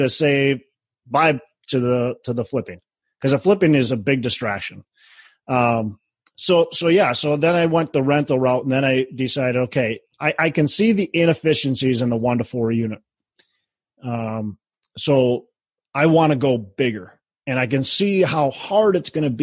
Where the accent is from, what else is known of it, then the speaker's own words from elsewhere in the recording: Minneapolis, Minnesota, United States; my hometown, Minneapolis